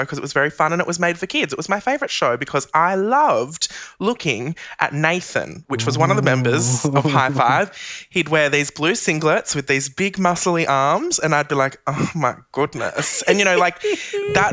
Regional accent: Central Coast, New South Wales, Australia; I grew up on the Central Coast, so that's only about an hour and a half north of Sydney.

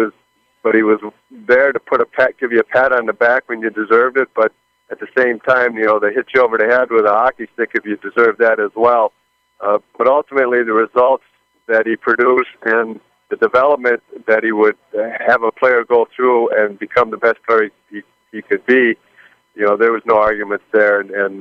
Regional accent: Minnesota, United States; born or raised there

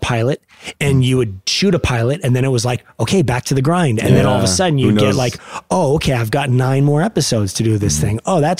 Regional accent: Los Angeles, California, United States; also born or lived in Van Nuys; I was born in Van Nuys. I grew up, I was raised, though, in North Hollywood.

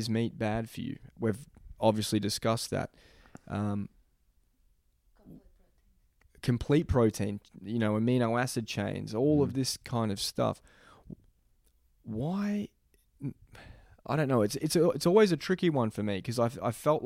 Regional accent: Melbourne, Victoria, Australia; moved away; also born or lived in Boston; my hometown in Melbourne

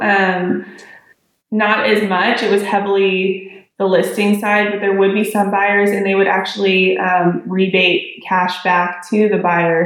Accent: San Diego, California, United States; now in Dallas-Fort Worth, United States; I'm a realtor in the Dallas Fort Worth area of Texas. I'm originally from San Diego

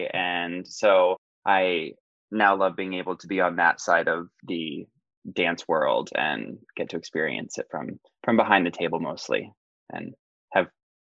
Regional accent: Southern Missouri, United States; moved away as an adult; also born or lived in New York City; Yeah, so I grew up in Southern Missouri, graduated from Missouri State with my BFA in acting, and then spent about 10 years in New York City

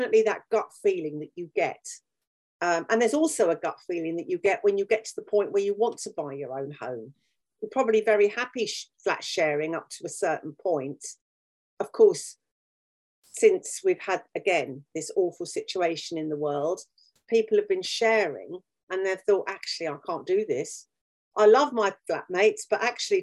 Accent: United Kingdom; We are an island. We are English. We're British, rather.

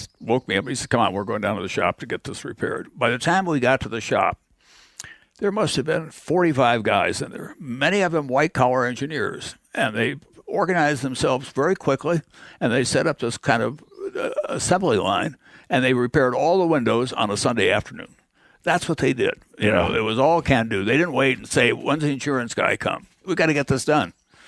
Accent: Igloo, South Dakota, United States; I remember when we moved from Igloo in the far southwestern part of the state to this place where they were going to build a dam.

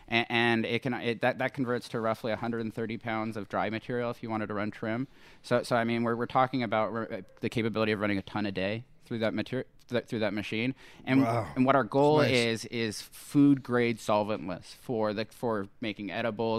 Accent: Los Angeles, California, United States; moved away as an adult; now in Lake County, United States; I'm from Sherman Oaks

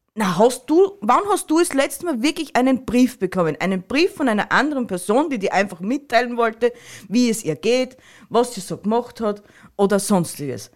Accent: Styria, Austria

